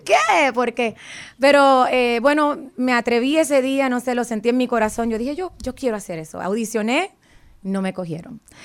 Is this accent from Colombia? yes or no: no; Fajardo, Puerto Rico; moved away as an adult; now in Virginia, United States; Él y yo estudiamos juntos en, en la escuela superior en mi pueblo de Fajardo